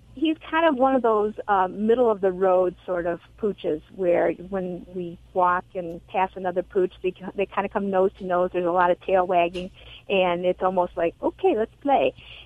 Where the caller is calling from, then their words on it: Beverly Hills, Michigan, United States; I am calling from Beverly Hills, Michigan.